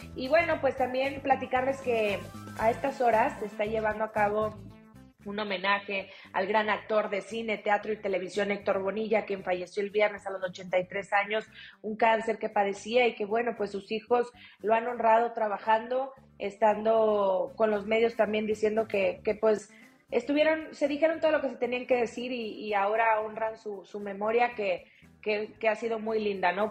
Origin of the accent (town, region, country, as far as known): Mexico